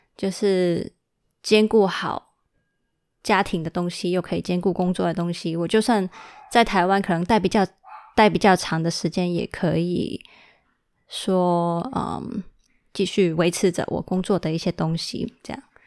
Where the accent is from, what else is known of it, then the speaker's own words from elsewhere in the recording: Hong Kong; 我其实是住在香港的。我从小到大就是因为我爸爸要在香港跟那个深圳工作，那所以就他，呃，他跟妈妈结婚的时候就已经是直接在香港生活，所以我其实是在香港长大的